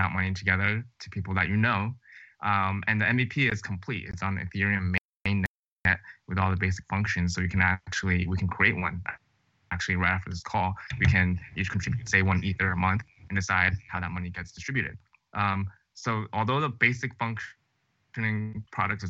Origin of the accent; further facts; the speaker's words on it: New Jersey, United States; moved away as an adult; also born or lived in Chicago / Stanford / Los Angeles; I grew up in New Jersey, actually, just 1 hour outside of New York City